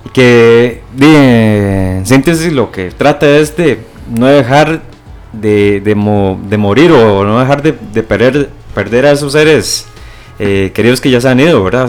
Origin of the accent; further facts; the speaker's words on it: Costa Rica; uno como tico